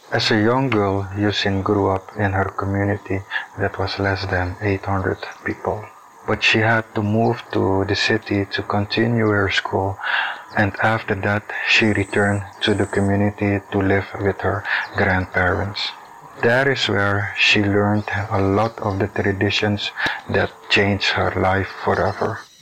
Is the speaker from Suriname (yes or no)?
yes; Suriname; I'm from Suriname and I'm the Indigenous Communication and Health Coordinator of COICA